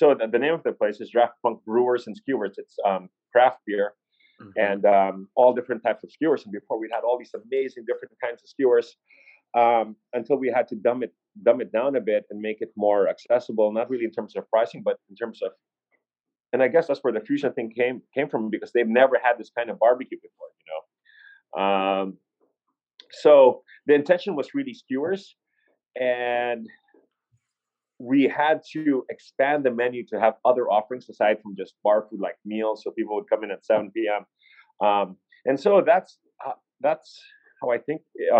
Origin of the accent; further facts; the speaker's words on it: Jakarta, Indonesia; now in Cebu, Philippines; I was raised in Indonesia, in Jakarta